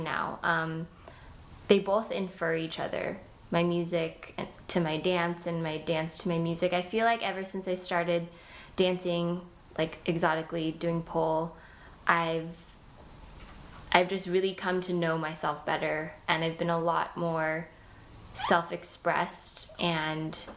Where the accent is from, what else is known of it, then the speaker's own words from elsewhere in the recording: Fullerton, California, United States; moved away as an adult; also born or lived in New York; I grew up in Fullerton, which is North Orange County